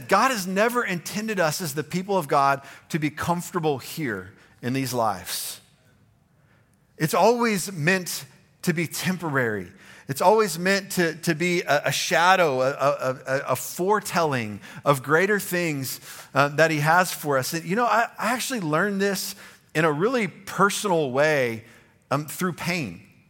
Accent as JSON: {"language": "English", "region": "the South", "country": "United States", "said": "I'm a Southerner."}